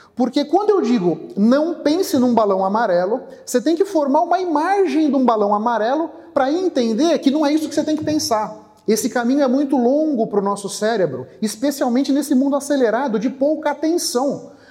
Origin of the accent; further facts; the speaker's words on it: São Paulo, Brazil; also born or lived in Bahia; eu nasci na Bahia, fui criado aqui em São Paulo.